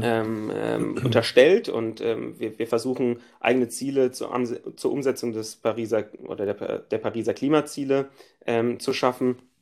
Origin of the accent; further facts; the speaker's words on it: Frankfurt, Hesse, Germany; ich bin als Frankfurter